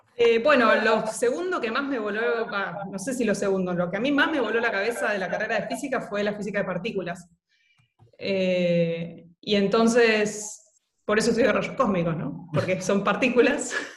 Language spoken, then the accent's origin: Spanish; Buenos Aires, Argentina; Yo vivía en Núñez